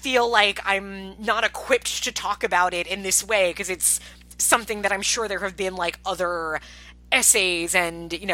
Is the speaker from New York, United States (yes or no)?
yes; Long Island, New York, United States; a few towns away from where I grew up in Long Island